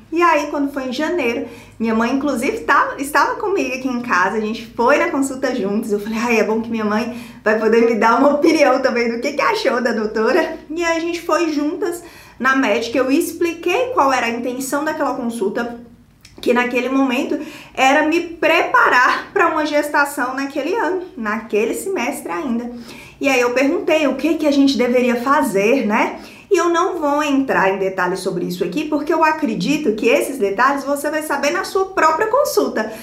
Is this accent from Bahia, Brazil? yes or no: no; Montes Claros, Minas Gerais, Brazil; moved away as an adult; da minha cidade natal, que é Montes Claros, a minha cidade natal